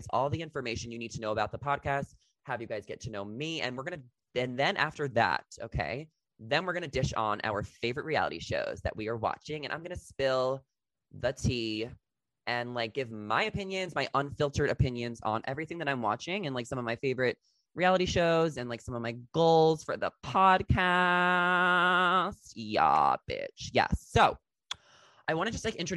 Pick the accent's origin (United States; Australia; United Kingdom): United States; Long Island, New York; moved away as an adult; also born or lived in New Jersey; now in Los Angeles, United States; I grew up in Long Island, New York. That's where I'm from